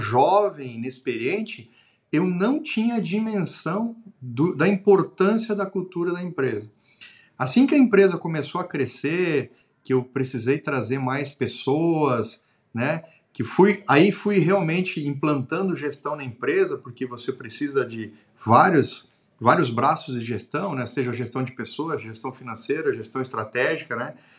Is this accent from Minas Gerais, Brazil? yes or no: no; Xanxerê, Santa Catarina, Brazil; also born or lived in Florianópolis; sou do interior do estado de Santa Catarina, de uma cidade chamada de Xanxerê